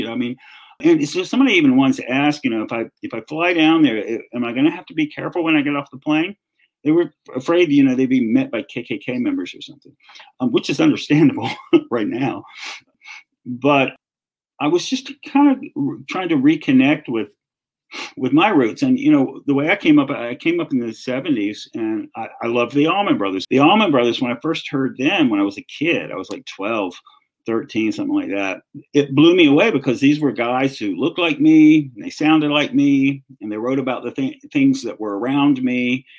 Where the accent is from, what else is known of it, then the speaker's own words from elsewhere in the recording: the South, United States; accent: Southern; I started hearing my Southern accent come back in.